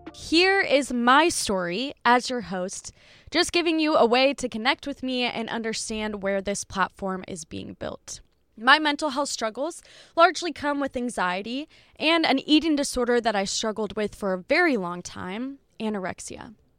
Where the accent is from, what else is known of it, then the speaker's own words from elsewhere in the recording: Dubuque, Iowa, United States; I would drive back to Dubuque, which is where I'm from